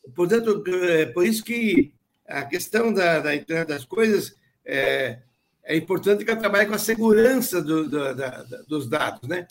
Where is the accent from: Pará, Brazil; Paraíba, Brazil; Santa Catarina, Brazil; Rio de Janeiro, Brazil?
Santa Catarina, Brazil; Rodeio; eu sou da, nasci numa cidadezinha que é, chama-se chama Rodeio